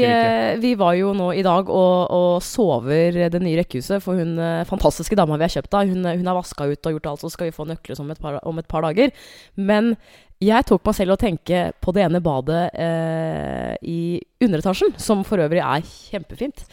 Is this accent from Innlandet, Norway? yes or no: yes; Hamar, Innlandet, Norway; moved away; jeg har vært hjemme på Hamar